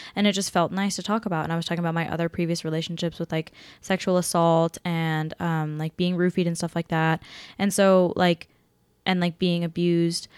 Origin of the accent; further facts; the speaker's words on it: Seattle, Washington, United States; moved away; I'm from Seattle, back in Washington